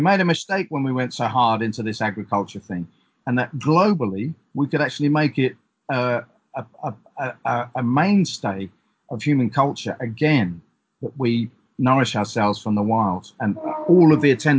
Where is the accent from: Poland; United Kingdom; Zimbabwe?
United Kingdom; East Coast of England; where I grew up on the East Coast of England